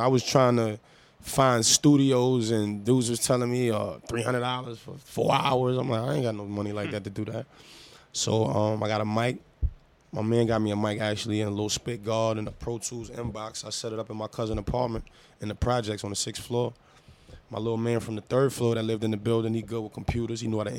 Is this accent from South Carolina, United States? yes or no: no; New York City, New York, United States; I'm from Harlem. I grew up going to Rucker Park